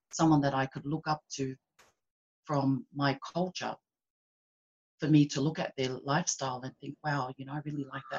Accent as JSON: {"language": "English", "town": "Sydney", "region": "New South Wales", "country": "Australia", "tie": "born or raised there", "also_born_or_lived": "Tonga", "said": "I live in Sydney, Australia. Been here since I was 6 months. So I was born in Tonga"}